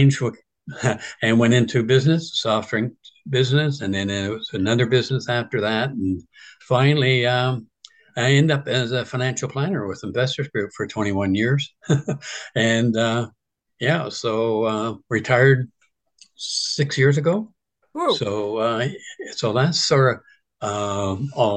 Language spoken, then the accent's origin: English; Richmond Hill, Ontario, Canada; also born or lived in Toronto, Canada; I was born in Toronto, and family moved from Danforth up to Richvale in 1947. So it was really rural country back then. And I went to Carville Public School